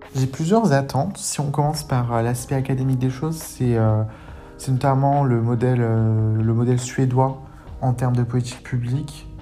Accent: France; J'ai grandi en France

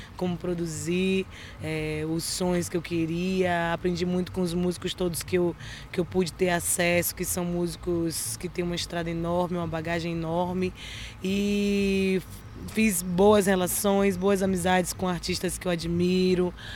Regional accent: Bahia, Brazil; somos da Bahia

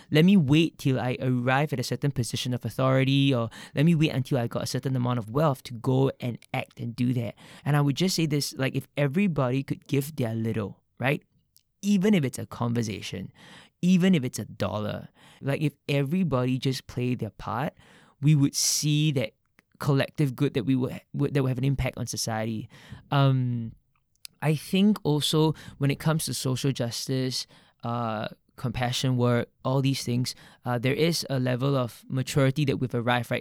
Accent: Singapore; growing up in Singapore

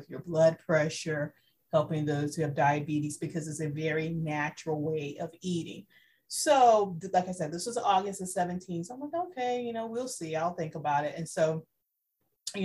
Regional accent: South Carolina, United States; moved away as an adult; now in Central Florida, United States; I am originally from South Carolina, moved to Florida to go to law school

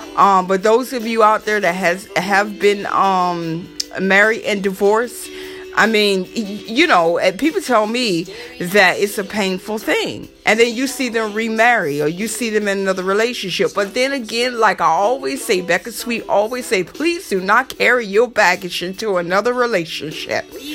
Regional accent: the South, United States; accent: southern; my southern accent

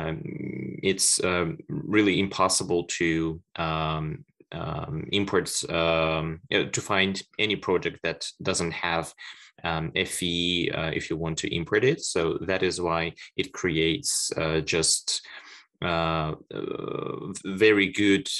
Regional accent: Samarkand, Samarqand Region, Uzbekistan; moved away as an adult; also born or lived in Russia / China; I was born in Samarkand, Uzbekistan, and spent almost 10 years of my life studying in Russia and China

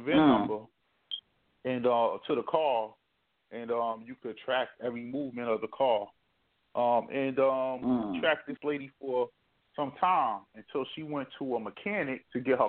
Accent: New Jersey, United States; moved away; I come from New Jersey

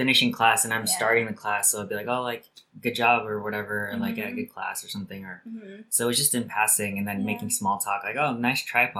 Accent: Northern California, United States; I first moved to Northern California from my mom's tummy. So yeah, that's the first place I moved to, Northern California, and then I came down here for college, and then I just stayed in SoCal ever since.

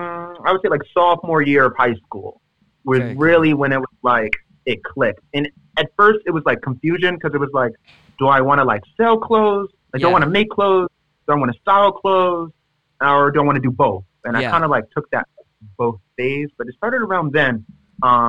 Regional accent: Philadelphia, Pennsylvania, United States; I'm from West Philadelphia, born and raised

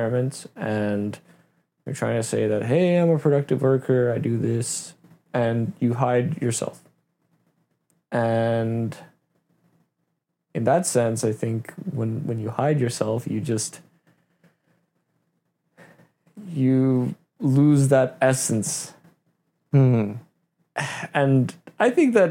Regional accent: Canada; also born or lived in Russia; I'm also Canadian

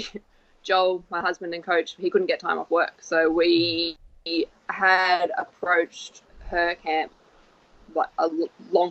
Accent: Sunshine Coast, Queensland, Australia; I'm from the Sunshine Coast, which is only 2 hours north

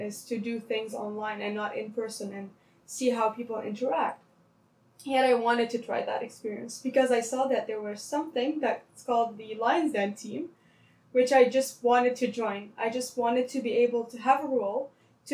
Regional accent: Lebanon; English is a second language; moved away as an adult; now in Toronto, Canada; I was in Lebanon for my high school

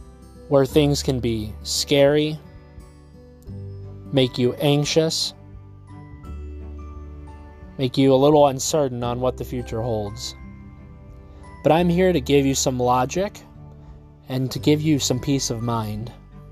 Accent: Indiana, United States; also born or lived in Chicago area; now in Chicago, United States; I'm an actor from the Chicago area. I was born and raised on a farm in Indiana

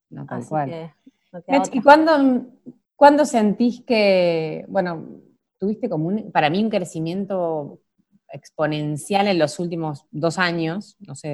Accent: Argentina; now in France; yo soy argentina, vivo en Francia y vendo productos en Argentina

